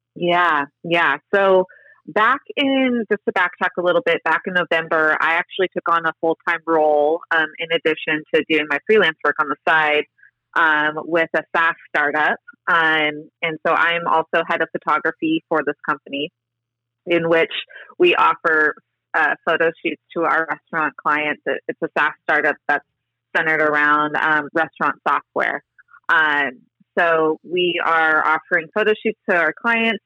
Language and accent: English; Fountain Valley, California, United States; also born or lived in Los Angeles; in Fountain Valley where I grew up in Southern California